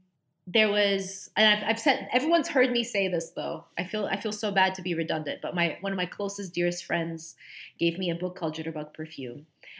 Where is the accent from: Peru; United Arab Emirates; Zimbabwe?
United Arab Emirates; Dubai; My grandparents, my Egyptian grandparents, I grew up with them in Dubai